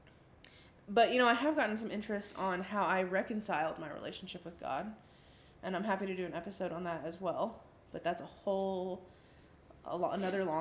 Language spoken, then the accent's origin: English; the South, United States; growing up in the South and in the church